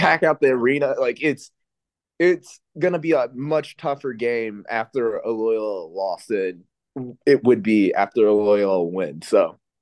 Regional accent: Dayton, Ohio, United States; I'm from the Dayton area

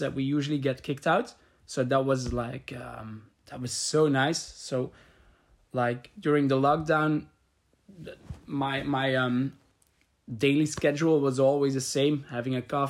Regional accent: Leuven, Flanders, Belgium; I'm from Leuven.

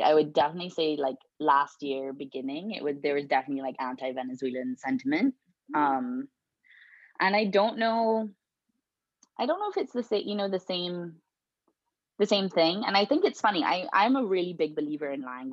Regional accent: Barbados; now in Canada; I'm from Barbados.

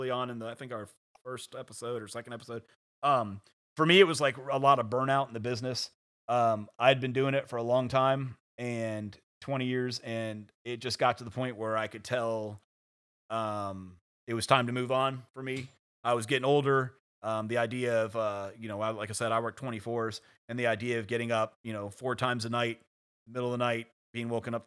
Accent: Virginia, United States; you were born and raised in Virginia

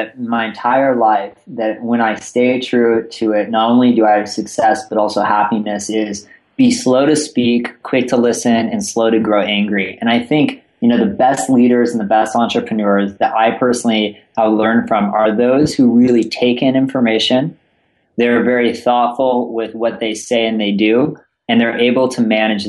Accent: California, United States; also born or lived in East Coast; I am here in San Francisco and born and raised in Northern California, spent some time in the East Coast going to school.

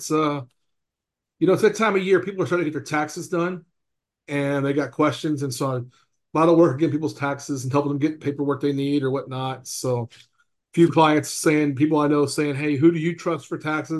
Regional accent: the South, United States; now in Lawrence, Kansas, United States; Growing up in the South

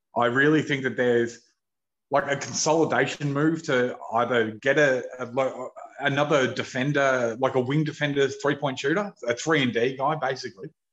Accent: Australia; as an Australian

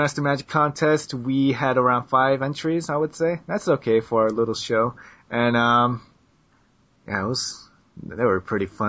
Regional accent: United States; Yo, I'm American.

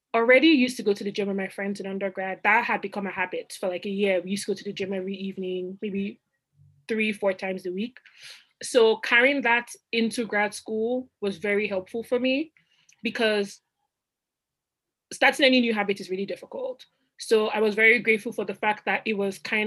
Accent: Nigeria; moved away as an adult; also born or lived in Rochester, New York; now in Boston, United States; I went home to Nigeria. So I'm Nigerian. I went home to Nigeria across the Atlantic.

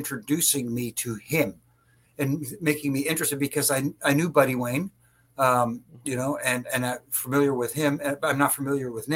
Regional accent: Canada; I'm Canadian too

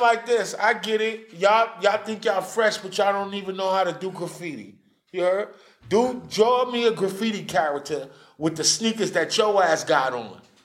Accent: New York City, New York, United States; I'm from New York City

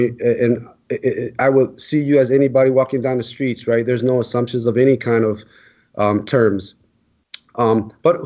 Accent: Illinois, United States; Illinois is my home state

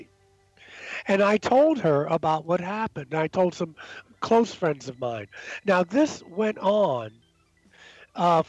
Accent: Baltimore, Maryland, United States; moved away as an adult; also born or lived in New York City; now in Asheville, United States; growing up in Baltimore

